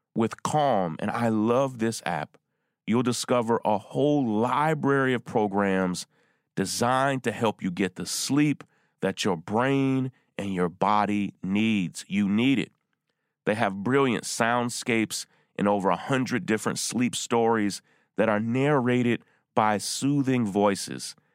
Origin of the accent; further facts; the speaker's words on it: Versailles, Kentucky, United States; my hometown where I grew up in Versailles, Kentucky